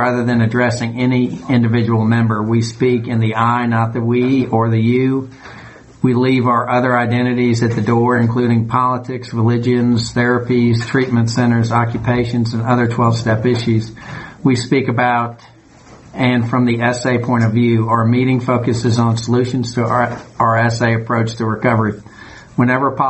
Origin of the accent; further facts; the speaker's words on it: New York, United States; now in Georgia, United States; I grew up in New York